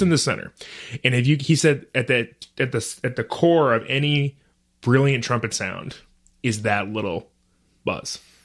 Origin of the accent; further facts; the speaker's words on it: Brighton, Michigan, United States; also born or lived in Detroit, Michigan; I was born in Detroit, Um, I was raised in a town called Brighton, which is a suburb of Ann Arbor